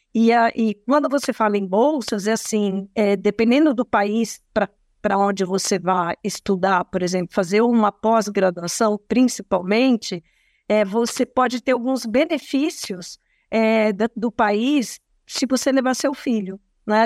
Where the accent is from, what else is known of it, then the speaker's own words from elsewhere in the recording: Brazil; nós, como brasileiros